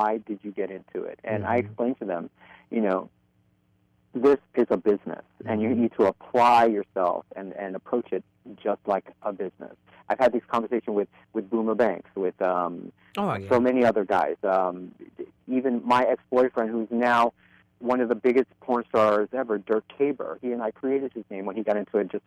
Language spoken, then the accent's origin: English; New York City, New York, United States; I'm a Brooklyn boy at heart, born and bred in Williamsburg and Greenpoint